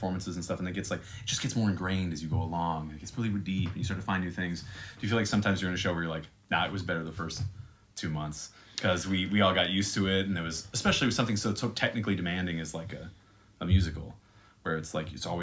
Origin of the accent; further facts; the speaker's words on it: Central Texas, United States; also born or lived in California / Las Vegas; I'm from Texas. Like, that's where I grew up in Texas